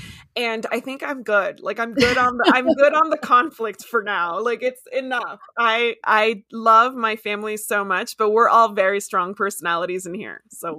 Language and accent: English; Miami, Florida, United States; also born or lived in Washington, D.C. / DeRidder; I grew up in Miami and then I lived in DC. So I've lived in like these big metropolises.